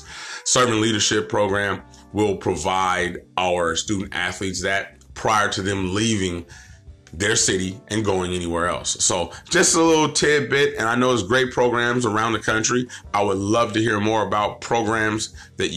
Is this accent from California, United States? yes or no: yes; Stockton, California, United States; I'm originally from Stockton. I'm Eastside kid, Eastside Stockton